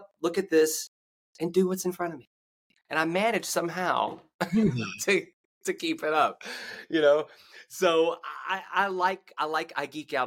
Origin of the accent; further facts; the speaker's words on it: United States; moved away; one of my shows in my hometown, because I started adding my hometown to my tour schedule